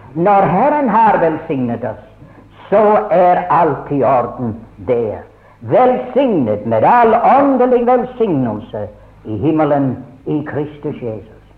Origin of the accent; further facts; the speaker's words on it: Scotland, United Kingdom; now in Norway; jeg ble innskrevet i Skottland, for jeg ble født der.